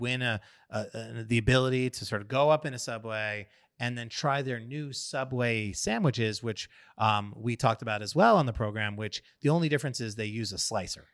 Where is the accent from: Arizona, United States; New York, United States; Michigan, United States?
New York, United States; a New Yorker who loves his pizza